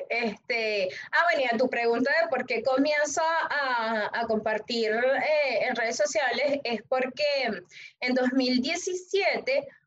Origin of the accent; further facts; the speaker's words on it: Venezuela; moved away as an adult; now in Panama; soy venezolana, eh, pero hace 11 años que vivo eh, en Panamá